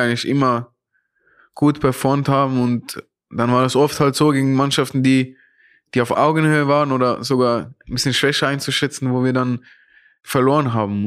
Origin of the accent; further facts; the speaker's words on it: Zurich, Switzerland; moved away as an adult; now in Frankfurt, Germany; wie Zürich, wo ich aufgewachsen bin